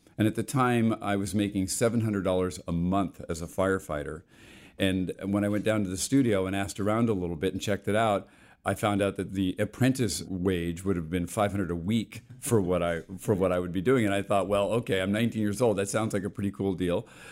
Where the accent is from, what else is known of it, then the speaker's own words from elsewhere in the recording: Los Angeles, California, United States; also born or lived in Bethpage, Long Island, New York; I grew up in the west end of the San Fernando Valley in the sixties